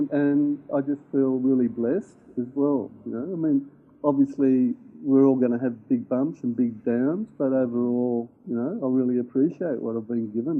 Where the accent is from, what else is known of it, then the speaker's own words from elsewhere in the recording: Griffith, New South Wales, Australia; born there; I actually moved around a lot, both with my parents and with myself. I was born in Griffith in Australia